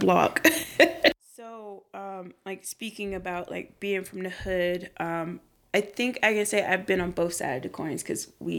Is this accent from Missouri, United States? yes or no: no; Washington, District of Columbia, United States; I'm from Southeast DC. Because I didn't want people to know that I was from like one of the poorest neighborhoods in DC.